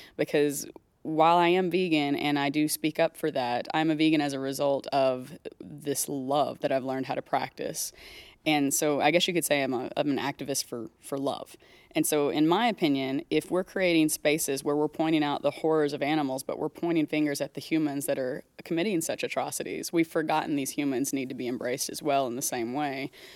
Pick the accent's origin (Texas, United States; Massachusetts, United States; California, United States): Texas, United States; moved away; so I grew up in Texas. I lived most of my life there